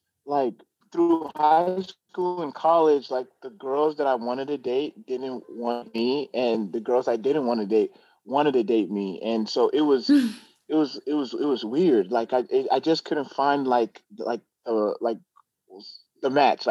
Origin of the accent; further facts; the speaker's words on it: Glendale, Arizona, United States; also born or lived in New Jersey / Nebraska; I grew up in Glendale, Arizona. My parents are from Nigeria, so I'm 100% Nigerian.